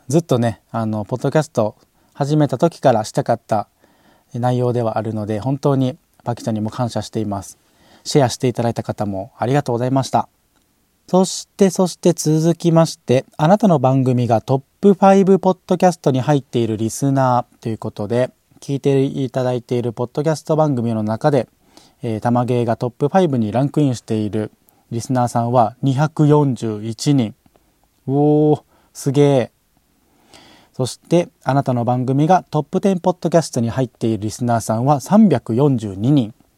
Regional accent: Osaka, Japan; 僕も大阪生まれ大阪育ちなんですけども

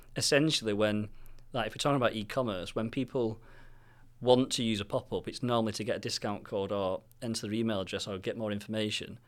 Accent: Manchester, North West England, United Kingdom; we're from Manchester

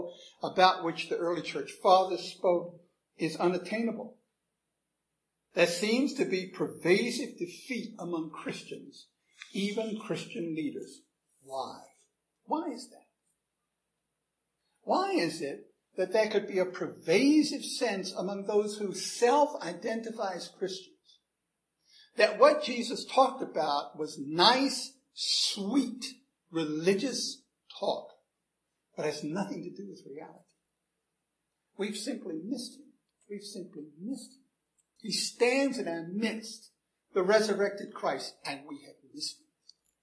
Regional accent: United States; I'm an American

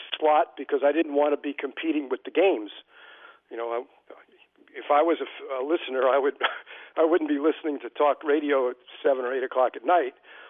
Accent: White Plains, New York, United States; Well, I'm originally from New York City, although I grew up in a suburb of New York, White Plains, New York.

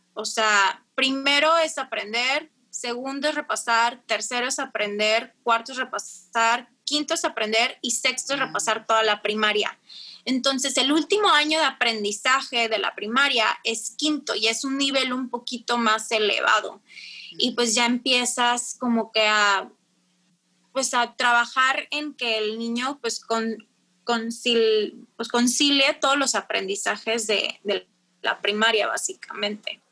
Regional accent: Tijuana, Baja California, Mexico; also born or lived in Monterrey; tengo 29 años, soy de Tijuana.

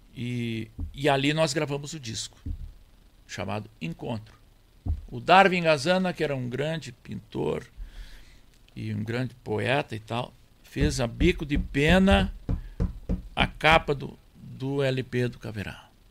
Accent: near Jari, Rio Grande do Sul, Brazil; also born or lived in Monte Alegre, Santiago, Rio Grande do Sul; Eu fui para ali já com 10 anos. Até 10 anos eu vivia onde nasci

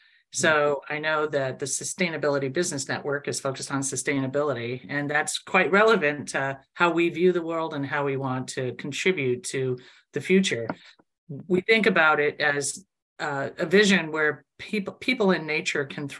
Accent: Indiana, United States; also born or lived in Chicago, Illinois; now in Michigan, United States; I grew up in Indiana and then lived in Chicago for 20 years. And now I've been over 20 years in Michigan.

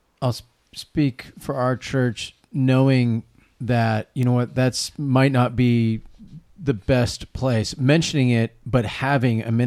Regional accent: West Coast, United States; accent: West Coast; my accent. West Coast

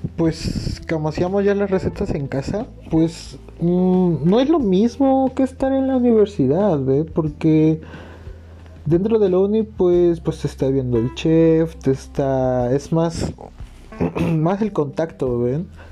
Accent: Morelos, Mexico; moved away as an adult; soy de Morelos

